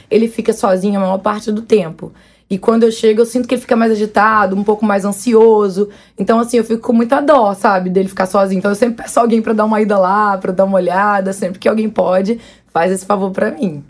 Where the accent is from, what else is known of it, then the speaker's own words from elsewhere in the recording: Varre-Sai, Rio de Janeiro, Brazil; desde criança, criada com os bichos mesmo. Porque eu sou do interior do Rio, né? Da, da roça.